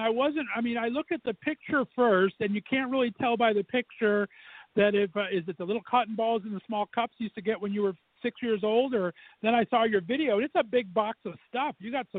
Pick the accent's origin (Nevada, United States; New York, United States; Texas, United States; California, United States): California, United States; Southern; moved away; I grew up in Southern California, and every year we would get to go to Disneyland.